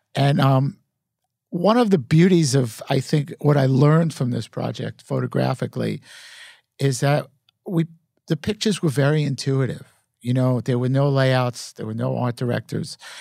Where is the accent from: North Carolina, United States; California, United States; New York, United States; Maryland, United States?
New York, United States; New York City; growing up in Brooklyn in, in that era